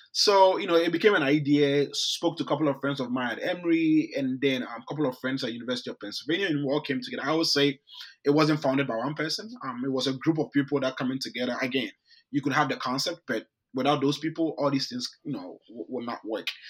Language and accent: English; Ghana; moved away; I grew up in Ghana, um, in West mm-hmm. Africa.